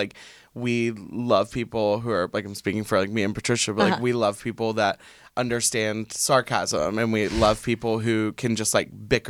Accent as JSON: {"language": "English", "region": "the South", "country": "United States", "tie": "born or raised there", "said": "I think it comes from, like, being in the South, like, growing up in the South of, like, it was, like, I was different than every single other person."}